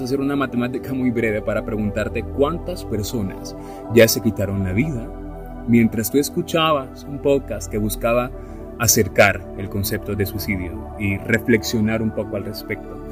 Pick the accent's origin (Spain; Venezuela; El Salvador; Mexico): El Salvador